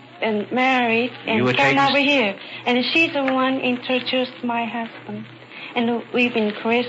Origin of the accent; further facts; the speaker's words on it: Tokyo, Japan; English is a second language; moved away as an adult; now in United States; I come from Tokyo.